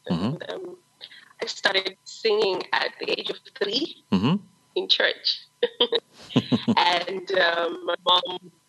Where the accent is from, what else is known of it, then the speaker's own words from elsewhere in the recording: Zengeza/Chitungwiza area, Harare, Zimbabwe; I grew up in Zaretsekwa. It's just more location in Harare. And I grew up in a family of four. Mm-hmm. And I'm first girl, half with two elder brothers.